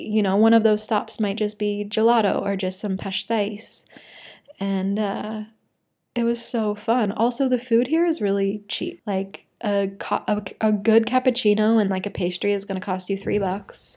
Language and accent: English; Utah, United States; also born or lived in Brazil; a girl from Utah